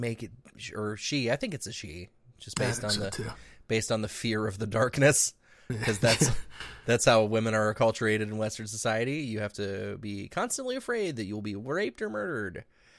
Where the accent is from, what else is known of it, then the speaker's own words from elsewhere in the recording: Ireland; unfortunately for me, I'm Irish, so there's a huge culture and expectation around drinking.